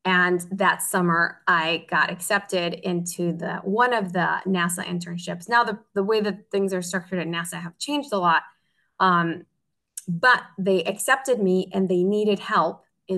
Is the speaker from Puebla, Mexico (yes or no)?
yes; Tecamachalco, Puebla, Mexico; moved away as an adult; since I was in Tecamachalco, where I grew up in Puebla